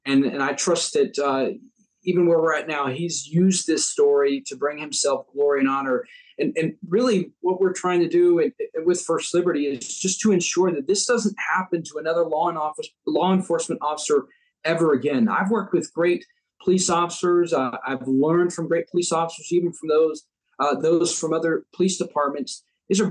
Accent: United States; as Americans, we get to disagree, and yet we're still countrymen. We're still Americans

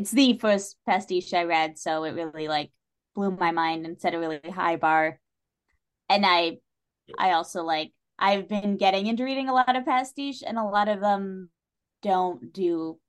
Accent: New England, United States; I'm from New England.

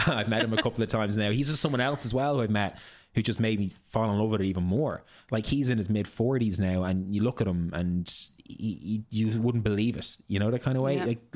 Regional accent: Ireland

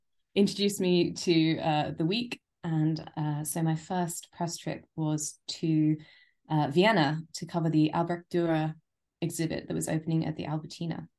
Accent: London, United Kingdom; also born or lived in Japan; I am a born and bred Londoner.

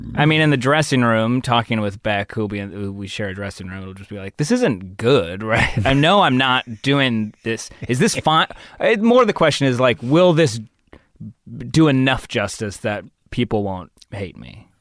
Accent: San Diego, California, United States; moved away as an adult; also born or lived in Los Angeles; I grew up probably, like, fifteen, twenty minutes inland from La Jolla, a place called Scripps Ranch

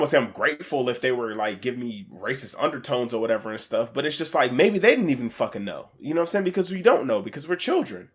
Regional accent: Alaska, United States; I grew up in Alaska

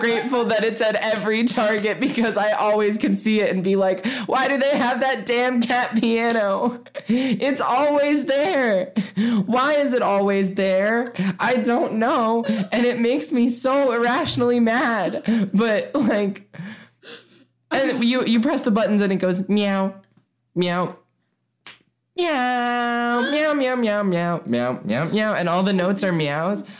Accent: Mason, United States; I'm grateful for lots of things in my hometown

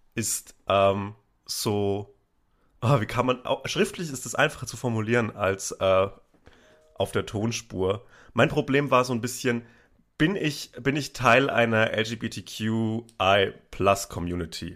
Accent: Upper Franconia, near Bamberg, Bavaria, Germany; ich bin in Oberfranken aufgewachsen, zwischen äh, in der Nähe von Bamberg

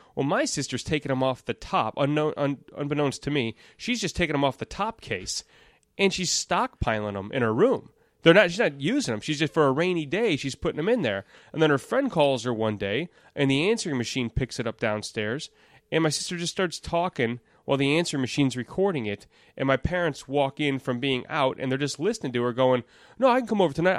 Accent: Elk Grove Village, Illinois, United States; now in Itasca, United States; I was born in Elk Grove Village, which is, uh, ten minutes north

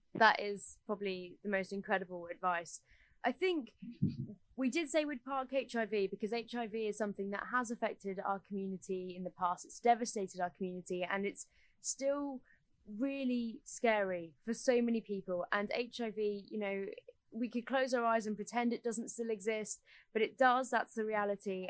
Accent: United Kingdom; we are British

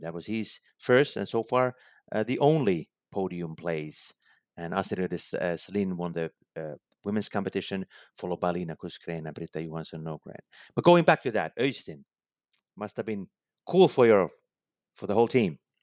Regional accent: Finland; my home country, Finland.

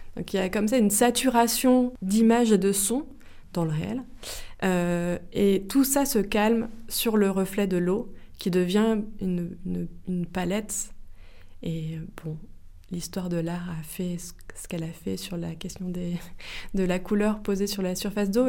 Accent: Melun, Île-de-France, France; J'ai grandi à, j'ai grandi à Melun en Seine-et-Marne

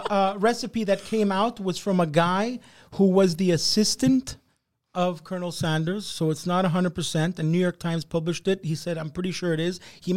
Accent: Canada; one of the greatest things I ever tasted being a Canadian...

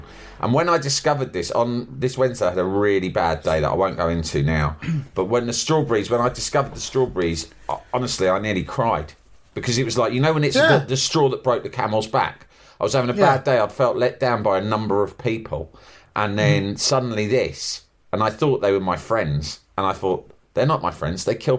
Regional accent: Birmingham, West Midlands, United Kingdom; Thing is, growing up in Birmingham in the 80s, I was really deeply scared of giraffes.

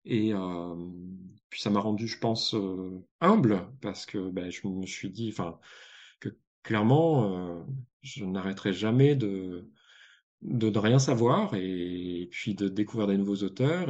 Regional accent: Provence-Alpes-Côte d'Azur, France; j'ai grandi en Provence, donc pas en province, mais en Provence

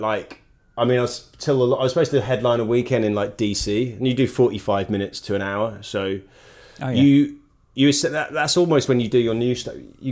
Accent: United Kingdom; moved away as an adult; now in Los Angeles, United States; being British

